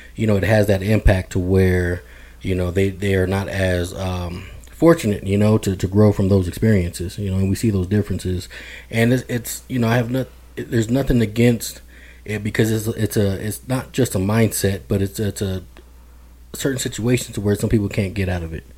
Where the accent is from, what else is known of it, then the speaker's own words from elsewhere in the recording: Denver, Colorado, United States; I'm born and raised in Denver, Colorado